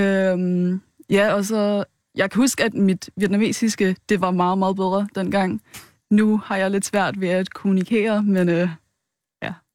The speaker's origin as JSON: {"language": "Danish", "town": "Rødovre", "region": "Capital Region of Denmark", "country": "Denmark", "tie": "born or raised there", "said": "Jeg er vokset op i Rødovre"}